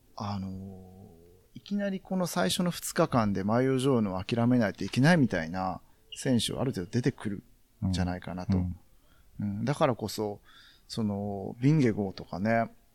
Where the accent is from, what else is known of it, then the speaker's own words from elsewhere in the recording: Sakai, Osaka, Japan; 自分、まあ、堺出身なんで、堺には